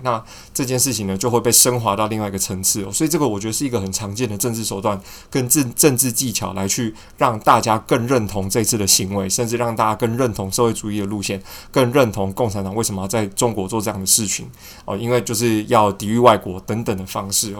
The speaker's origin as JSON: {"language": "Chinese", "country": "Taiwan", "tie": "born or raised there", "said": "我们就是土生土长的台湾人"}